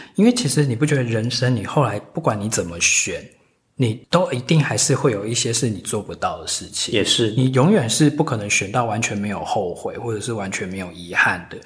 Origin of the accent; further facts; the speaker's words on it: Taiwan; 因为我们台湾长大其实就是很严重的北美腔